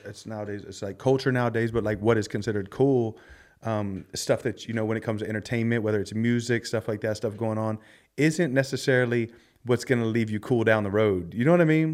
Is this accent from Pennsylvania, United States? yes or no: yes; Philadelphia, Pennsylvania, United States; I grew up in Philly